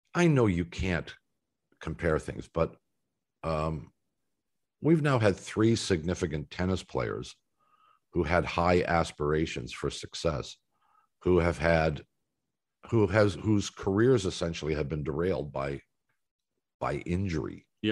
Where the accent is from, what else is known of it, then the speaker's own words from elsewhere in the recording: Canada; as a Canadian watching tennis players